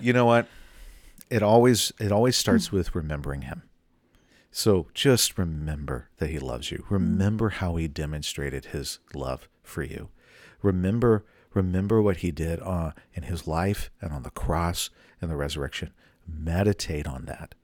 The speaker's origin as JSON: {"language": "English", "region": "the South", "country": "United States", "tie": "born or raised there", "said": "I grew up in the South"}